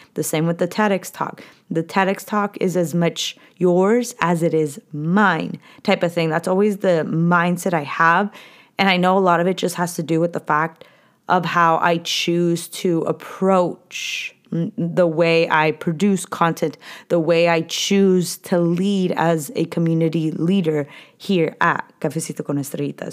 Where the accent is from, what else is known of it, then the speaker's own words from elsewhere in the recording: California, United States; I was born and raised in California.